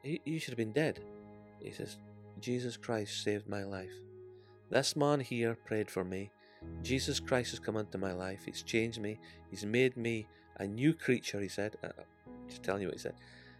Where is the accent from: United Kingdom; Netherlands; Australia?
United Kingdom; Scotland; accent: Scottish; I am Scottish.